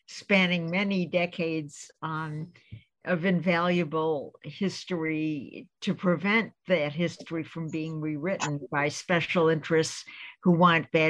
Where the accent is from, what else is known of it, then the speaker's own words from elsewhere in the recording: Japan; now in Harvard, United States; Um, and I grew up in Japan and have spent most of my life in uh, nonprofits having to do with cultural exchanges